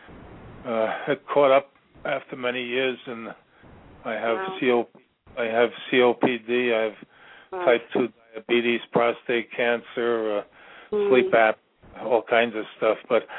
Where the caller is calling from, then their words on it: Virginia, United States; I'm calling from Virginia.